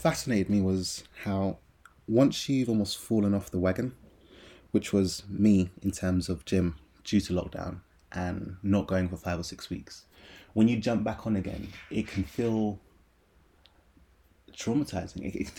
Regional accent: Aylesbury, South East England, United Kingdom; born there; So I was born in Aylesbury, Buckinghamshire

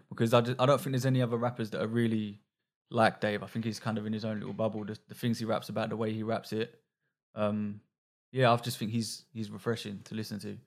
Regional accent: London, United Kingdom

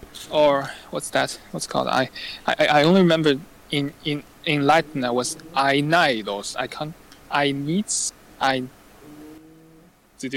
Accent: Hangzhou, Zhejiang, China; English is a second language; in my hometown dialect, so my hometown is Hangzhou, so my hometown dialect is like Hangzhewa. It's southern dialect.

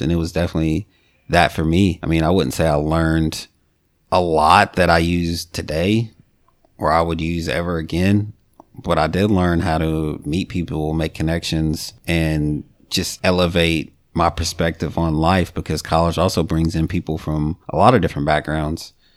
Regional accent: Bowling Green, Kentucky, United States; I grew up in Bowling Green.

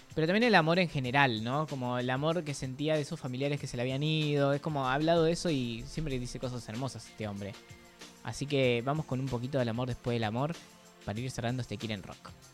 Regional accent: Avellaneda, Buenos Aires Province, Argentina; los que somos de Avellaneda

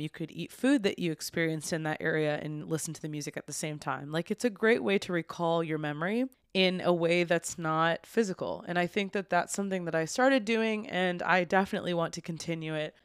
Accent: United States; I'm from the United States

